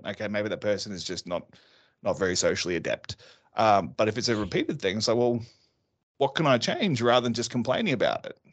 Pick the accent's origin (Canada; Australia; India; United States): Australia; also born or lived in London; I'm Australian